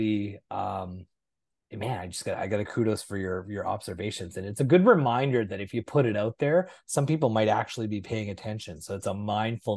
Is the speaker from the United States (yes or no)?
no; Manitoba, Canada; moved away as an adult; also born or lived in Brandon, Manitoba; now in Vancouver, Canada; I live in Vancouver, but people forget I'm from Manitoba